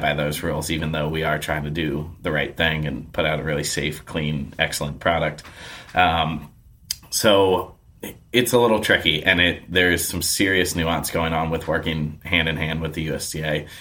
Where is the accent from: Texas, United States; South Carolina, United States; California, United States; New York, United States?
New York, United States; now in Portland, United States; I grew up in New York